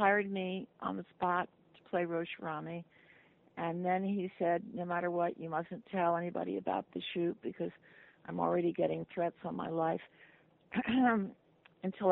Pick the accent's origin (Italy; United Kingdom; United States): United States; New York; moved away as an adult; also born or lived in Los Angeles; I was from New York and I was bored in L.A.